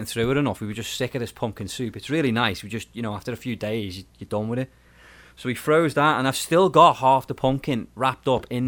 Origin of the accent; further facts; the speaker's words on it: England, United Kingdom; when I was growing up in England